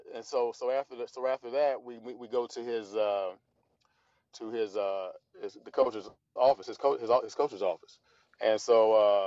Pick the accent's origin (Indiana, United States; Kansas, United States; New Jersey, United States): Indiana, United States; Evansville; I grew up in Evansville